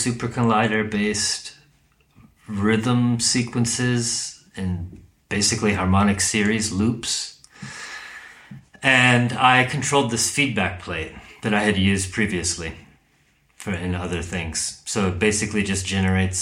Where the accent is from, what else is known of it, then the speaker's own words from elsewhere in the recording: United States; I'm from the U.S